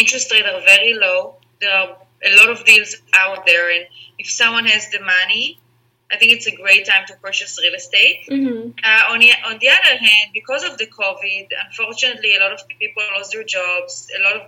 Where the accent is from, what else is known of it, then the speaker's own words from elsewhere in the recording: Israel; English is a second language; moved away as an adult; also born or lived in Spain / Singapore / Netherlands; now in Los Angeles, United States; So I'm from Israel. My mom is from Israel. My dad is from Holland, the Netherlands, but I grew up in Israel.